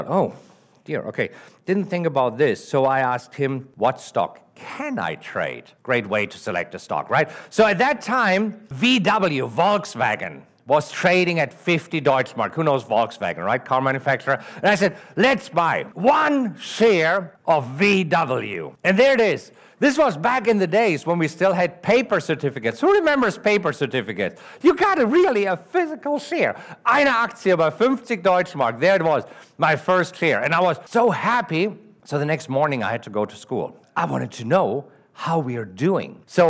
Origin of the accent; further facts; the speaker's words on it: Germany; accent: German; English is a second language; moved away as an adult; now in United States; Originally, I'm from Germany. That's the accent that you're hearing. I grew up in Germany and stayed there until 2002. 2002, I moved to the United States with $30,000 in my pocket